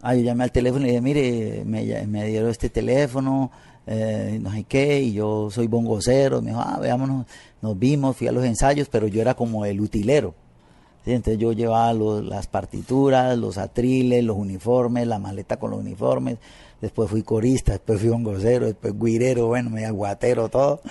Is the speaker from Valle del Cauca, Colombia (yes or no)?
yes; Buenaventura, Valle del Cauca, Colombia; moved away as an adult; also born or lived in Cali; now in Paris, France; yo nací en Buenaventura, en el Pacífico